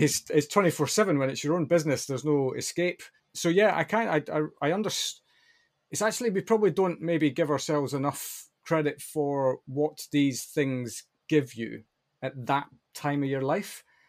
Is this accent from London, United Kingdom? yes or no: no; Tiree, Scotland, United Kingdom; as a Western Isles boy myself, born and ra-, well, not born, but I was raised on Tyree